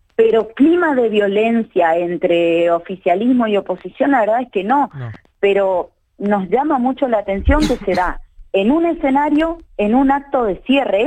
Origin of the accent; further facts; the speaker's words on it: Paso de los Libres, Corrientes, Argentina; yo soy de Paso de los Libres